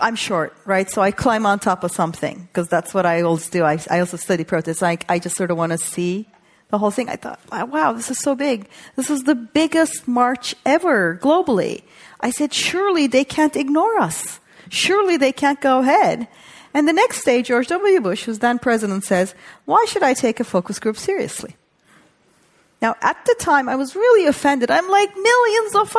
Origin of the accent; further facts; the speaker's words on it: Turkey; moved away; also born or lived in New York; I grew up in Turkey